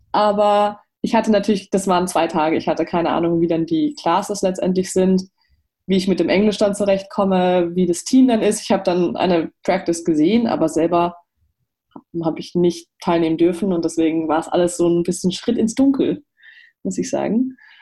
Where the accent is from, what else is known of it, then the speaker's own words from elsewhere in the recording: Germany; moved away; Ich bin als Deutsche, die Ausländerin ist